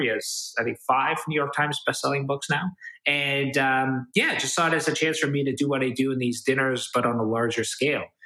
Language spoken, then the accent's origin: English; Toronto, Ontario, Canada; I'm kind of born and raised in Toronto, Canada.